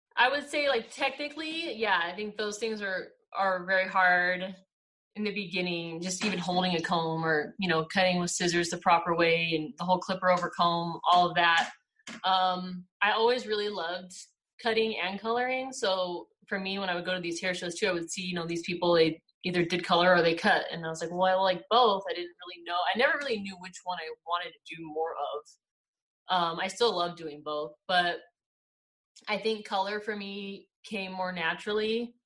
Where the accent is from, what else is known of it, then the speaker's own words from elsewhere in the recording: Victorville, California, United States; also born or lived in Upland, California; I grew up in California, in the high desert. I was I was born in Upland, and I lived in uh, Victorville, the high desert. I lived there till I was 21